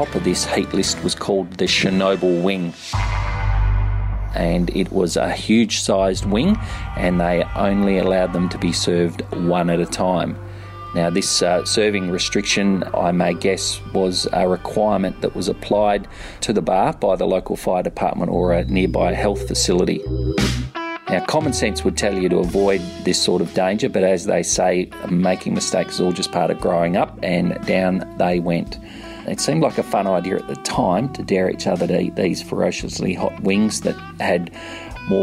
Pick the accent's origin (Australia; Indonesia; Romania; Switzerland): Australia; Perth, Western Australia; moved away as an adult; also born or lived in London, United Kingdom; now in Sydney, Australia; currently I live in Sydney, Australia, which is on the other side of the country, about 4,000 kilometres or 2,500 miles away from where I grew up in Perth.